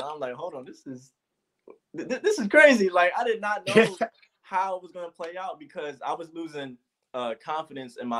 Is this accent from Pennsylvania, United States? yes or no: yes; Philadelphia, Pennsylvania, United States; I am from Philadelphia